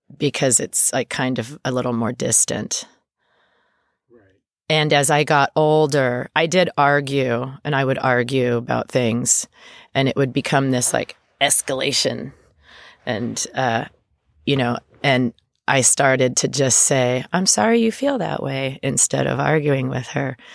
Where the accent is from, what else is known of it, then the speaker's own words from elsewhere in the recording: Thousand Oaks, California, United States; I grew up in Thousand Oaks